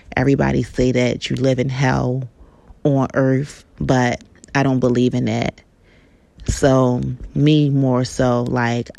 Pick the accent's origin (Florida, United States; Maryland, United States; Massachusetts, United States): Maryland, United States; Baltimore; I'm from Baltimore, Maryland.